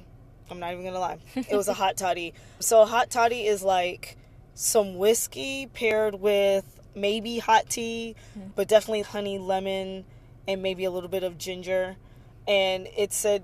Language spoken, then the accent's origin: English; Galveston, Texas, United States; I'm from Galveston, which is where the Emancipation Proclamation was read. And so I grew up with Juneteenth being like a really special holiday